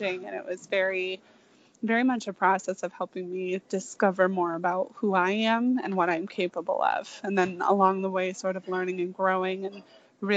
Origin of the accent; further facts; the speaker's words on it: Michigan, United States; I was born and raised in Michigan